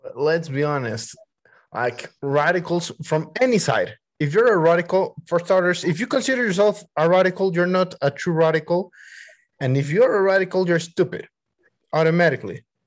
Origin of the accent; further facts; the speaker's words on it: Mexico City, Mexico; I was born and raised on Mexico City